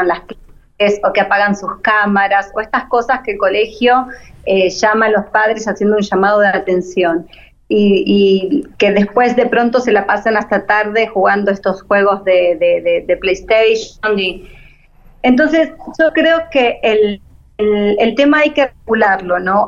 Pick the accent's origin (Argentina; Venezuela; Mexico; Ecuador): Argentina; moved away as an adult; now in Panama; Yo soy argentina, pero estoy viviendo ahora en Panamá